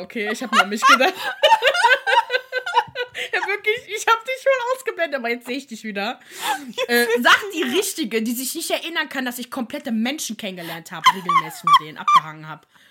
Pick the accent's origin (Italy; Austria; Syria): Italy; als Italienerin.